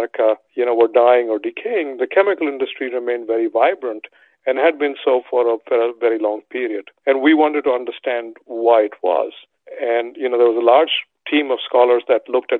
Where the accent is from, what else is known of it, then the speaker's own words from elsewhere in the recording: India; moved away; Growing up in India